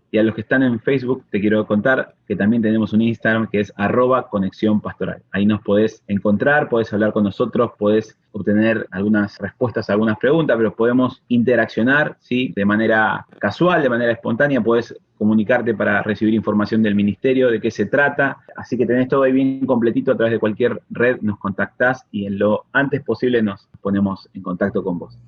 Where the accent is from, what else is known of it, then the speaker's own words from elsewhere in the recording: Argentina; Somos dos argentinos acá